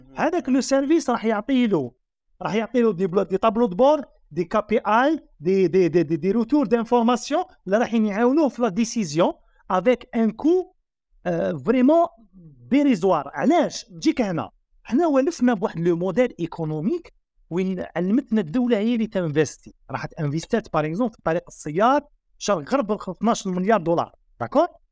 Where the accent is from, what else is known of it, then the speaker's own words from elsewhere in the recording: Algeria; عندنا في الجزائر